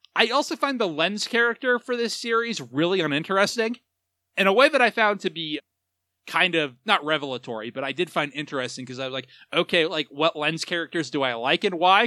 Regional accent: United States; as an American

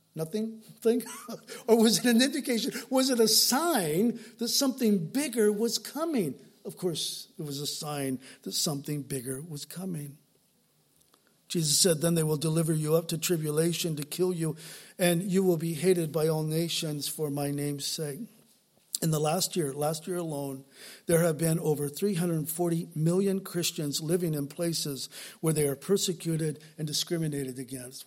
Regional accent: Southern California, United States; I didn't grow up in the South, I grew up in Southern California

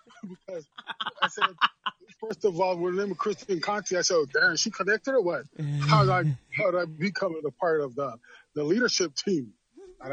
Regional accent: Montreal, Quebec, Canada; moved away as an adult; also born or lived in Trinidad / Dallas, Texas; now in Toronto, Canada; I was born in Trinidad, grew up in Montreal, Canada.

